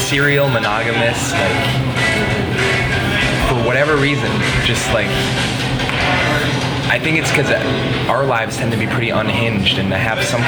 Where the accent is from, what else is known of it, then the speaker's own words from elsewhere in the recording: South Dakota, United States; moved away; I'm from South Dakota, where all of my friends, or the kids I went to high school with at least, are all now, were married before they were 25